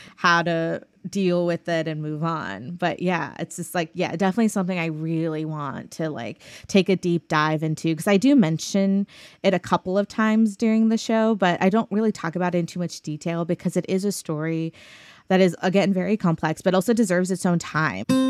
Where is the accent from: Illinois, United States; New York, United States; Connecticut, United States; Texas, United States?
Texas, United States; Arlington; also born or lived in Pakistan; now in Austin, United States; I grew up in Arlington, Texas, outside of Dallas